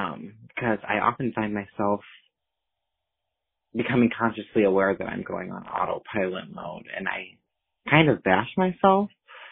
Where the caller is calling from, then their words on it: Sterling, Illinois, United States; calling from Sterling, Illinois.